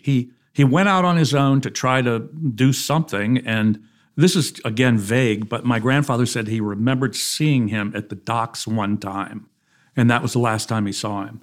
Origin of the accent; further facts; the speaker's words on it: Houston, Texas, United States; I was born in Houston